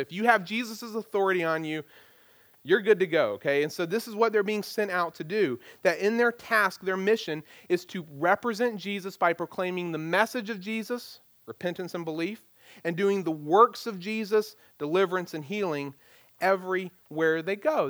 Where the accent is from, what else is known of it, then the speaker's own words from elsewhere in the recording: United States; as American Christians